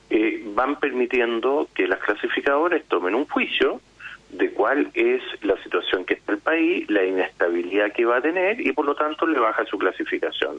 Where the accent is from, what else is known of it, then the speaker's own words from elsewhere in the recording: Chile; somos todos los chilenos